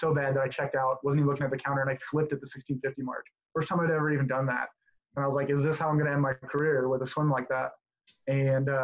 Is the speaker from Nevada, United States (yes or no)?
yes; Southern Nevada, United States; I'm originally from Southern Nevada